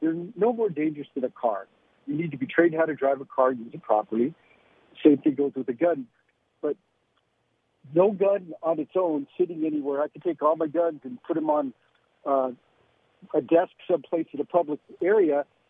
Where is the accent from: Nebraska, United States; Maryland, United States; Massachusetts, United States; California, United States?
California, United States; I grew up in California.